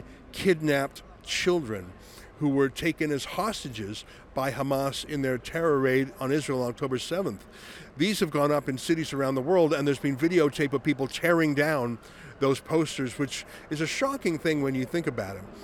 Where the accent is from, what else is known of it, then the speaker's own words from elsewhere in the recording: Canada; We're from Canada.